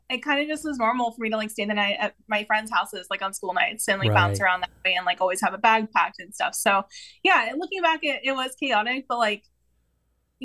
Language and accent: English; Southern California, United States; I grew up in Southern California.